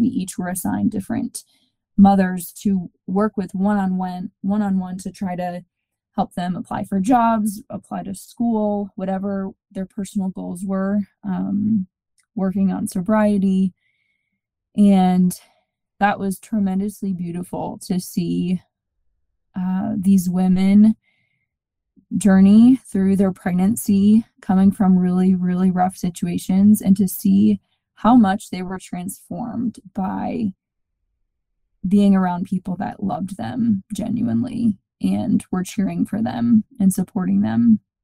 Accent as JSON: {"language": "English", "region": "Georgia", "country": "United States", "tie": "born or raised there", "also_born_or_lived": "South Bend, Indiana / Phoenix, Arizona", "moved": "as an adult", "lives_now": "Colorado Springs, United States", "said": "I grew up in Georgia, went to school at St. Mary's College in South Bend, Indiana."}